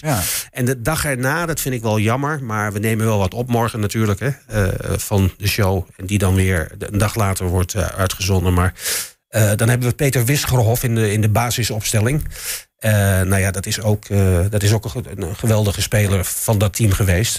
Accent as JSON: {"language": "Dutch", "town": "Enschede", "region": "Overijssel", "country": "Netherlands", "tie": "born or raised there", "said": "ik kom ook uit Enschede natuurlijk. Ik ben hier geboren. Ik stond vroeger ook als, als, als jongetje van, van, van, van negen jaar stond ik op vak PP"}